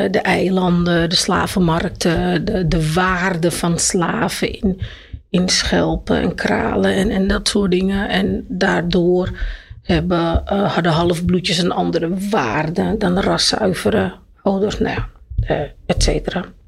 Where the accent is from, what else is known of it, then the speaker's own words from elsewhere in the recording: Amsterdam, North Holland, Netherlands; also born or lived in Jordaan, Amsterdam; Maar ik ben geboren in de Jordaan, in Amsterdam.